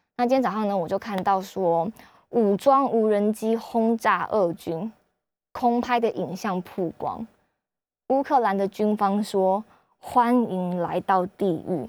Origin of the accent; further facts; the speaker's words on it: Kaohsiung, Taiwan; also born or lived in Beijing; 因为我是高雄人